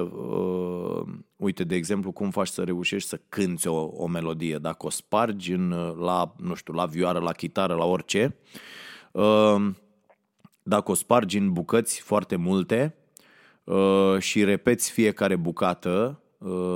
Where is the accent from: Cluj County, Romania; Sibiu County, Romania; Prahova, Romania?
Prahova, Romania; Ploiești; m-am născut la Ploiești